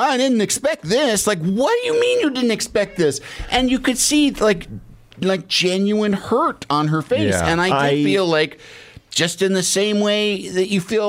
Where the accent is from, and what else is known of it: Midwest, United States; moved away; also born or lived in Chicago